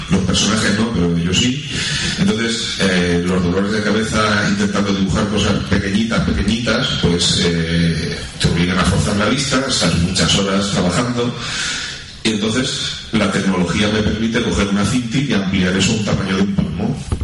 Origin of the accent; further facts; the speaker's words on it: Spain; se, entiende como autores españoles que Carlos y yo lo somos, y sí, lo somos